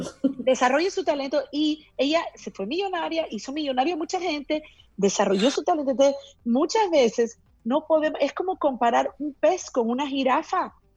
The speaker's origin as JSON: {"language": "Spanish", "country": "Peru", "said": "yo que soy de Perú"}